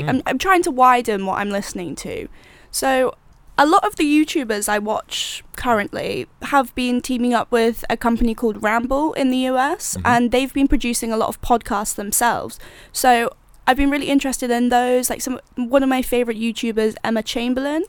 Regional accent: Jersey; I'm from Jersey

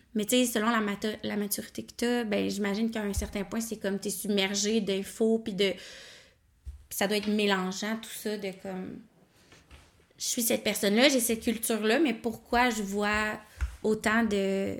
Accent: Nicolet, Quebec, Canada; je viens de Nicolet

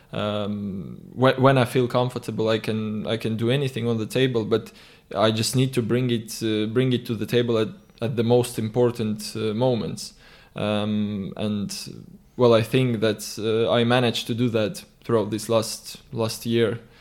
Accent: Tallinn, Harju County, Estonia; I always, uh, like coming back to Tallinn because obviously it's my hometown

